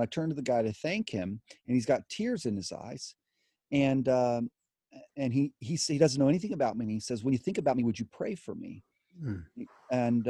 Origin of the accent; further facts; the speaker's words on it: United States; us as American Christians